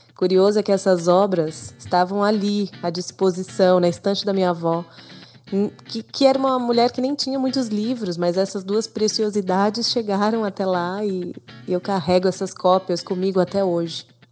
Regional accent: ABC Paulista, São Paulo, Brazil; Cresci no ABC Paulista

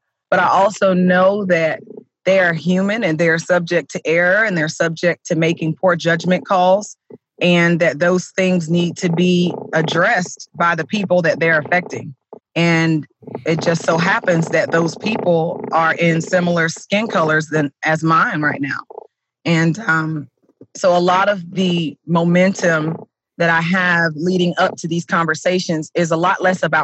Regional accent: South Florida, United States; moved away as an adult; now in Sumner County, Tennessee, United States; we are originally from South Florida, which is extremely diverse in comparison to Tennessee

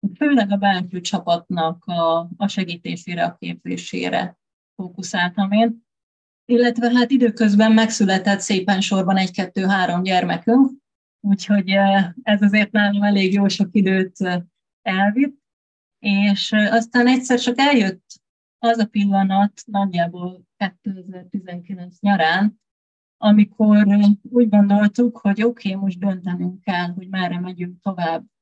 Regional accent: Tiszaújváros, Borsod-Abaúj-Zemplén, Hungary; moved away as an adult; now in Budapest, Hungary; Én egy kis magyar vidéki városkában, Tiszaújvárosban nőttem fel

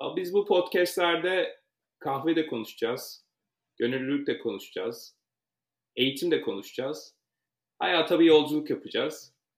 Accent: Ankara, Turkey; moved away as an adult; now in New York, United States; Ankara doğumluyum ve çok uzun yıllar Ankara'da yaşadım

